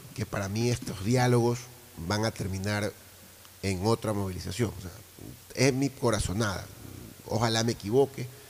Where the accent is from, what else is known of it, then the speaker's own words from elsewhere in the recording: Ecuador; como ecuatoriano, como ciudadano